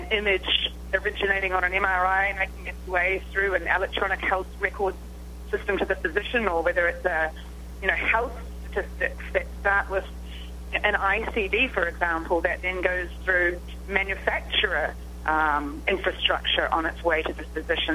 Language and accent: English; New Zealand; moved away; You can probably tell from my accent. I come from a small country called New Zealand. Here I am on the other side of the world